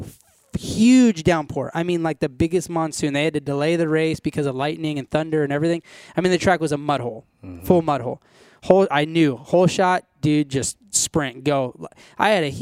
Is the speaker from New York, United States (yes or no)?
no; California, United States; I was born and raised in California